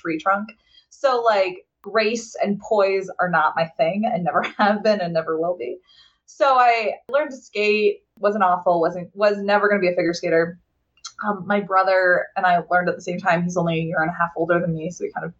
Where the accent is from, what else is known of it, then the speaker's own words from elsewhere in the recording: Southern Connecticut, United States; moved away as an adult; also born or lived in Worcester County, Maryland; now in Washington, DC, United States; So I grew up in Southern Connecticut, and it's just like a big hockey place.